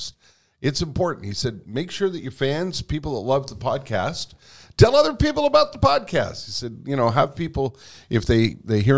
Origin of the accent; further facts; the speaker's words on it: Montreal, Quebec, Canada; also born or lived in West Island, Montreal; I was born in Verdun. Mm-hmm. My parents were also both born in Verdun. Mm-hmm. And my dad moved us out to the West Island in 1965